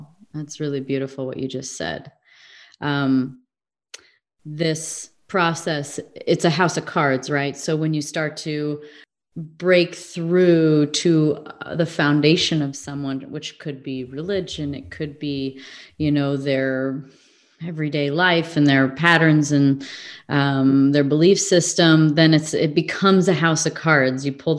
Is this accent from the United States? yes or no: yes; Midwest, United States; also born or lived in England / California; now in Arizona, United States; If I lived in England for a while, I grew up in the Midwest. I lived sort of in the South.